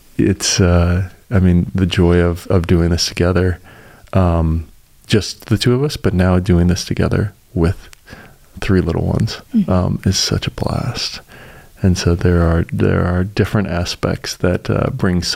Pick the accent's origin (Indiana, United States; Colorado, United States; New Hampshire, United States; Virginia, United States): Colorado, United States; now in Chattanooga, United States; I'm from Colorado originally